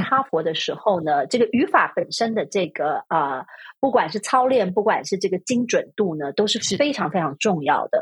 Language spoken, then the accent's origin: Chinese; Taiwan; first language Chinese; 我在台湾出生长嗯。大